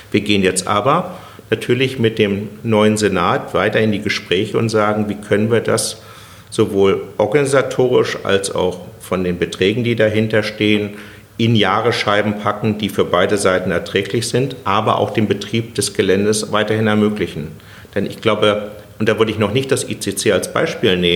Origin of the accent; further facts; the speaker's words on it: Berlin, Germany; Also da, wenn, da freut wenn man sich was, als Berliner.